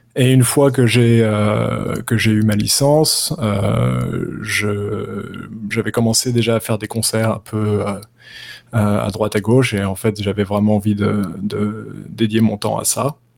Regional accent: Paris, Île-de-France, France; moved away as an adult; now in New York, United States; je viens de Paris, Bastille, et je vis à New York, à Brooklyn, depuis maintenant six ans

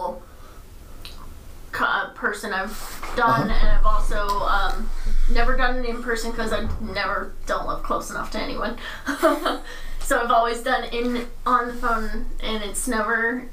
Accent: United States; as an American

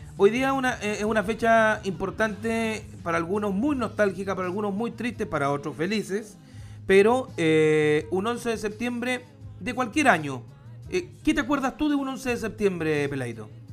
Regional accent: Curicó, Maule, Chile; empecé al igual que él a los, 12, 13 años relatando fútbol en, mi ciudad natal, que es Curicó

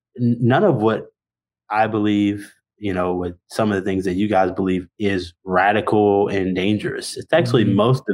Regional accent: Mississippi, United States; moved away; also born or lived in Texas; I grew up in Mississippi, and so have been in some more conservative spaces in Texas

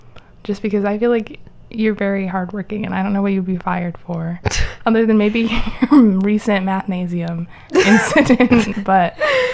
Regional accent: Naperville, Illinois, United States; I grew up in Naperville

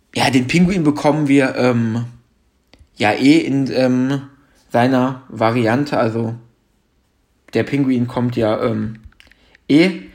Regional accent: Germany; bei uns in Deutschland

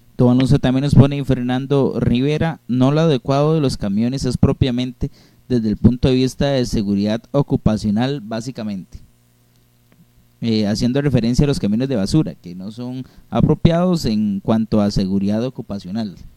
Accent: Costa Rica; tenemos como costarricenses

